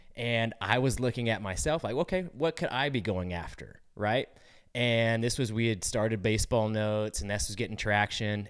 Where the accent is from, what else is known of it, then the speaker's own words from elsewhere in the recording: California, United States; moved away; I'm from California originally